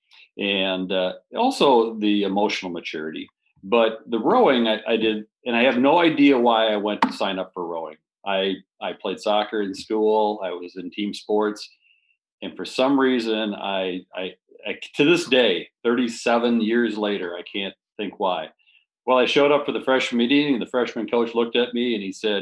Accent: Madison, Wisconsin, United States; I grew up in the Madison area

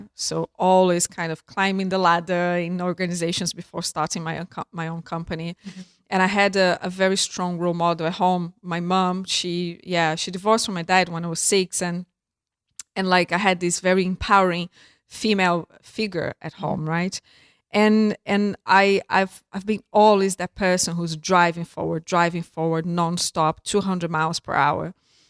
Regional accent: Brazil; I grew up in Brazil and I was a pretty normal type of girl

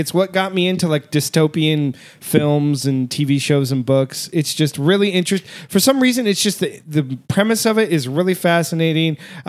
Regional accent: the Bay Area, California, United States; moved away; I came from California in the Bay Area.

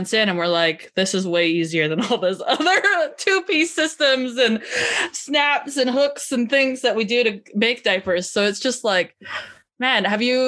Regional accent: Canada; as a Canadian

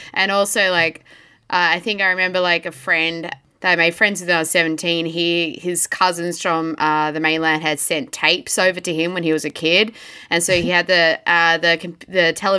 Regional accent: Tasmania, Australia; I grew up in Tasmania

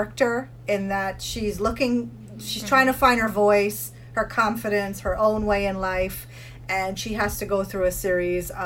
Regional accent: United States; I grew up in the United States. You know, we moved here when I was 8

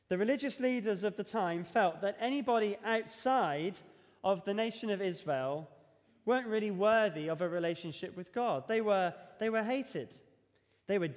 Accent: Devon, South West England, United Kingdom; moved away; When I grew up in Devon, we used to have what we call youth discipleship here.

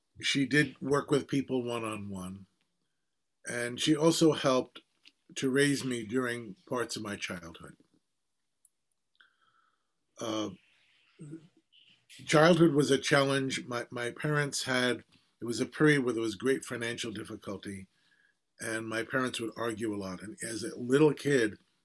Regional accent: New York City, New York, United States; I was born in Brooklyn, in Bay Ridge, and I'm second generation American

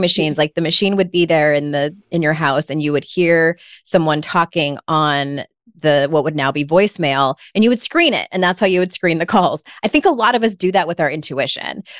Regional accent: San Diego, California, United States; moved away as an adult; now in North Carolina, United States; I'm originally from San Diego, was there for thirty-six years

